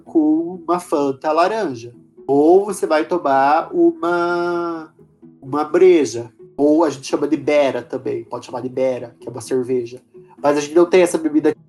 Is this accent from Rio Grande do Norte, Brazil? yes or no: no; Paraná, Brazil; eu sou do Paraná